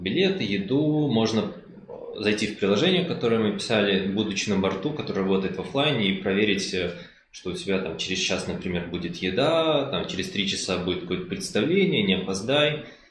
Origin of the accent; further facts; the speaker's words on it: Minsk, Belarus; я из Минска